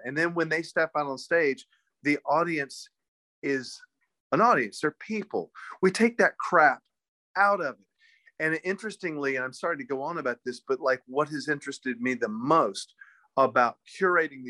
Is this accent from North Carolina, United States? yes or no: yes; Winston-Salem, North Carolina, United States; also born or lived in New York; when I was a kid and growing up in North Carolina